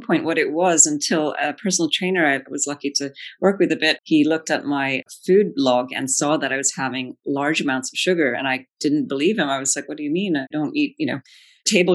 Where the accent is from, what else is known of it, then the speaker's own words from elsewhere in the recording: Belgium; moved away; I grew up in Belgium, you know, chocolate is like a staple